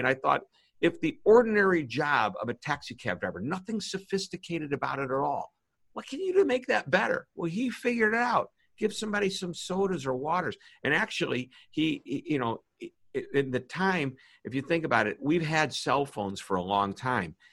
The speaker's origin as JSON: {"language": "English", "town": "St. Louis", "region": "Missouri", "country": "United States", "said": "I'm from St. Louis, Missouri"}